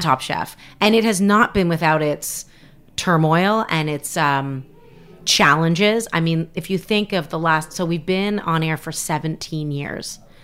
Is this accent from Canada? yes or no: yes; Canada; moved away as an adult; now in United States; I'm from Canada